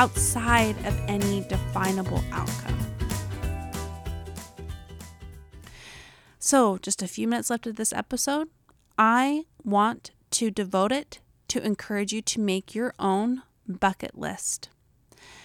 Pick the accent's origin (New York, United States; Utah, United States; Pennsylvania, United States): Utah, United States; accent: Utah; my Utah accent